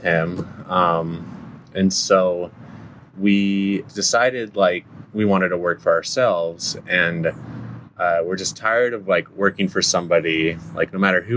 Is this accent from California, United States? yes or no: yes; San Dimas, California, United States; also born or lived in Upland; I grew up on Walnut in San Dimas